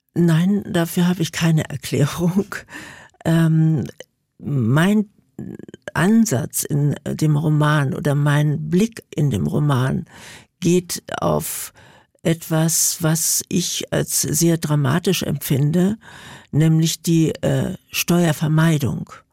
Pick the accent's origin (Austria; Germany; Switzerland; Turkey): Germany; Berlin; ich komme ja aus Berlin